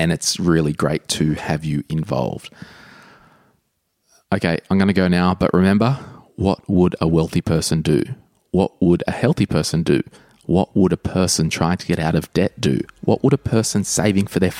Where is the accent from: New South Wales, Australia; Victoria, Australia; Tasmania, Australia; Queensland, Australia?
New South Wales, Australia; Sydney; we're both from Sydney